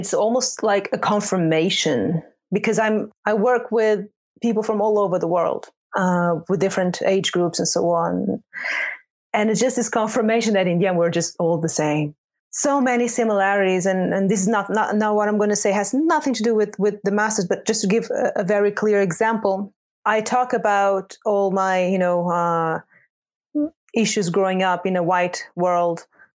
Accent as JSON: {"language": "English", "country": "Portugal", "tie": "born or raised there", "also_born_or_lived": "Angola", "moved": "as an adult", "lives_now": "Netherlands", "said": "And I was born in Angola and grew up in Portugal."}